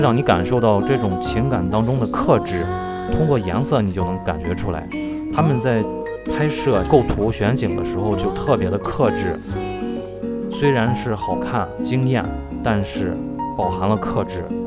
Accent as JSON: {"language": "Chinese", "country": "China", "said": "我们中国人"}